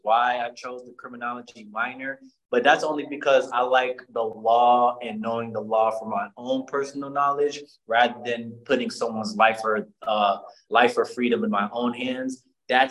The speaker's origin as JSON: {"language": "English", "town": "Chicago", "region": "Illinois", "country": "United States", "tie": "born or raised there", "said": "My hometown is Chicago, Illinois. I'm from the North Side, Uptown and Rogers Park, to be exact"}